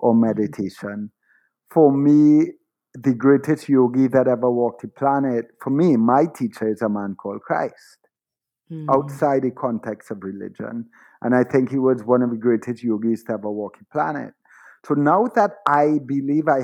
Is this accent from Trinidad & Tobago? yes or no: yes; Trinidad & Tobago; I was born in Trinidad to a father of Syrian and Middle Eastern ancestry and a mother of Irish and European ancestry. And I lived my entire life in Trinidad